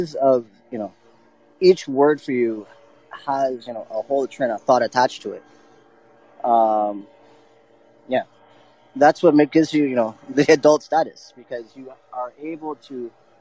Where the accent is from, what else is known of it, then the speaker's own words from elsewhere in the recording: Ontario, Canada; I was born here. I was born in Canada.